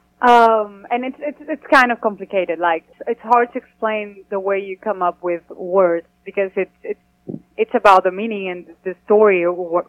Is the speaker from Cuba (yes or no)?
yes; Cuba; moved away as an adult; now in Nashville, United States; we come from Cuba